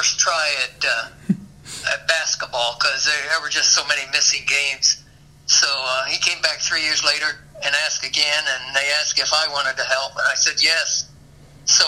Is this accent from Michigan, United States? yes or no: no; Huntington, Indiana, United States; moved away as an adult; now in Bloomington, United States; I grew up in Huntington